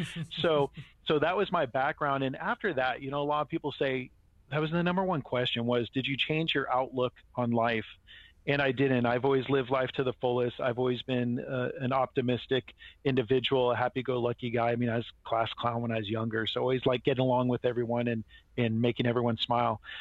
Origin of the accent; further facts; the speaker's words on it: Marin County, California, United States; I grew up in Marin County